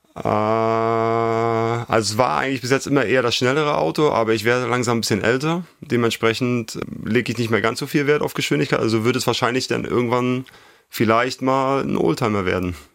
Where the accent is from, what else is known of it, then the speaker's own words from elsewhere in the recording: Schwerin, Mecklenburg-Vorpommern, Germany; moved away as an adult; also born or lived in Italy / Suhl; Schwerin ist meine Heimat. Ich bin hier groß geworden, hier aufgewachsen